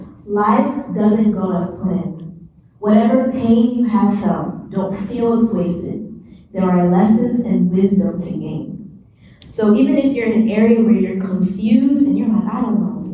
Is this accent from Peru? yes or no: no; United States; I'm from the U.S.